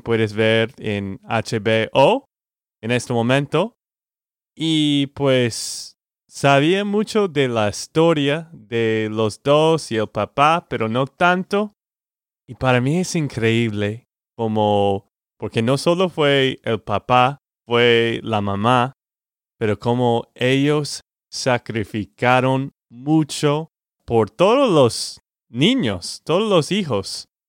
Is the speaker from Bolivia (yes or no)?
no; Texas, United States; de Texas, Estados Unidos.